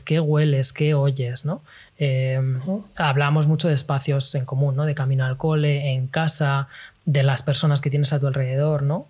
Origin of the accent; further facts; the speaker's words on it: Spain; moved away as an adult; also born or lived in London; now in China; De España